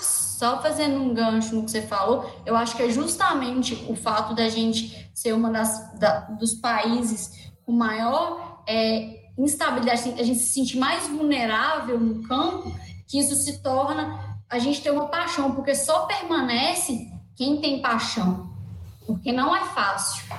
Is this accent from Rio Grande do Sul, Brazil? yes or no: no; northern Minas Gerais, Brazil; sou é, do norte de Minas